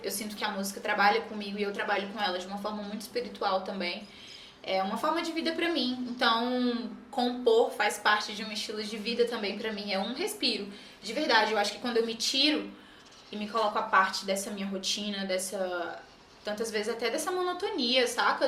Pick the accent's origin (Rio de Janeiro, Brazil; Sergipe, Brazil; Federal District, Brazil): Federal District, Brazil; Brasília; also born or lived in Pará; Eu sou paraense, né? Mas moro em Brasília aí desde os meus 5, 6 anos